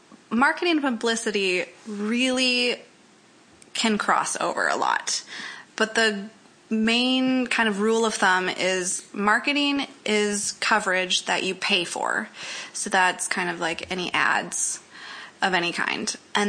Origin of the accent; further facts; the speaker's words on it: Fargo, North Dakota, United States; I'm from Fargo, North Dakota, which might pick up my accent.